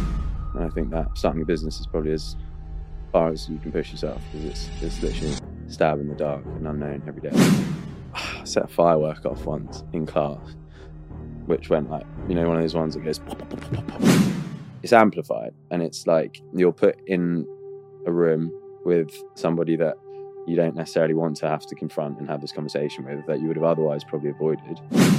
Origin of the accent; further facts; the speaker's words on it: Australia; I grew up in Australia. So my mum's from Spain, my dad's from Australia.